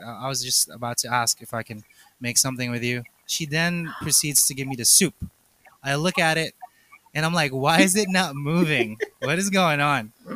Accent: Philippines; I'm, I'm Asian, two, I'm Filipino

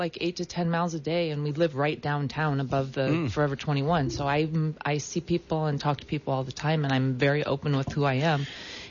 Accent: San Diego, California, United States; I'm from San Diego.

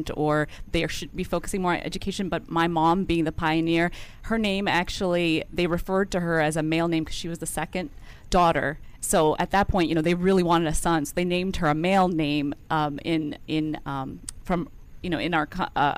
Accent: Detroit, Michigan, United States; Detroit, Michigan

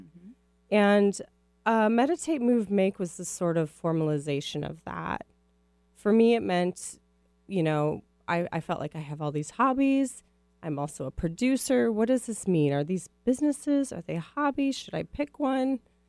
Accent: Midwest, United States; accent: Midwest; So my Midwest accent will probably come out, just as a heads up.

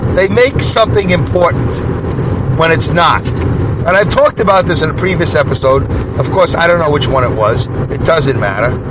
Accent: New York City, New York, United States; now in Saugerties, New York, United States; growing up in Brooklyn, when I moved to Canarsie, a white neighborhood, a good neighborhood.

